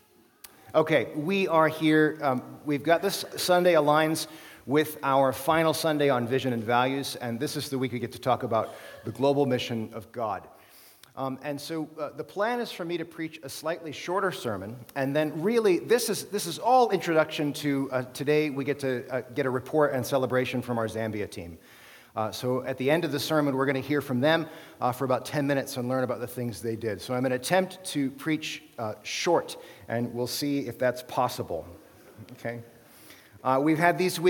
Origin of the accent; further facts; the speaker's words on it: United States; moved away as an adult; now in Canada; as an American